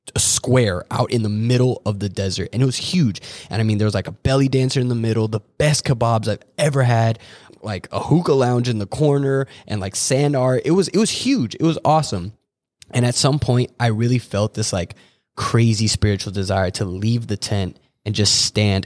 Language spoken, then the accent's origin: English; Orlando, Florida, United States; moved away as an adult; now in Michigan, United States; I'm an Orlando, Florida native